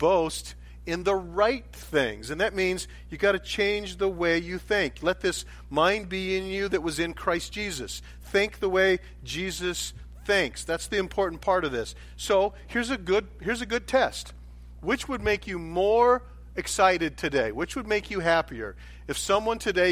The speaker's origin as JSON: {"language": "English", "country": "United States", "tie": "born or raised there", "said": "I grew up in America"}